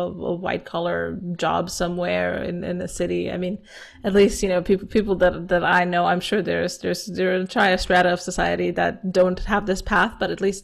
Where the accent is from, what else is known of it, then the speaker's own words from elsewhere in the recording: Romania; here in my hometown in Romania